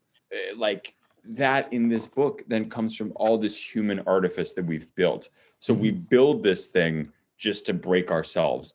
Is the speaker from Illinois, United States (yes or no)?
yes; Chicago, Illinois, United States; I'm from Chicago